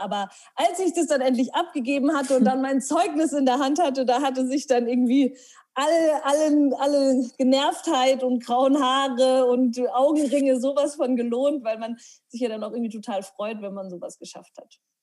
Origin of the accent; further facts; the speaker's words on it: Herrsching am Ammersee, Bavaria, Germany; now in Munich, Germany; ich bin in Hersching am Ammersee aufgewachsen